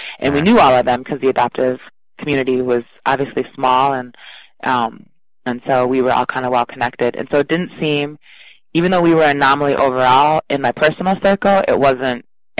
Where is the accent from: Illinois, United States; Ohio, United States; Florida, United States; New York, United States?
Illinois, United States; Chicago; born there; So I was born in Chicago and immediately placed into foster care because my birth mom knew that she wasn't going to keep me.